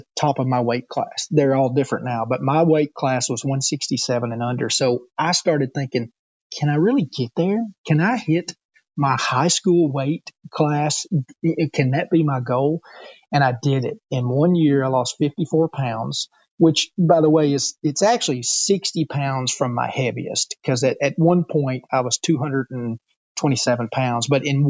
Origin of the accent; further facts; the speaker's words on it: the South, United States; accent: Southern; I'm born and raised in the South, and all my people sound Southern